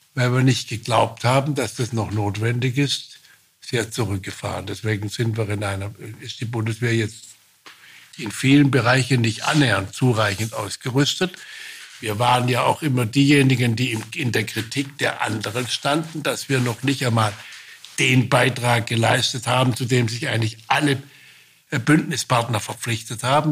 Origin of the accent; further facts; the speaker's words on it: Baden-Württemberg, Germany; Ich bin Badener, Ich bin auch Baden-Württemberger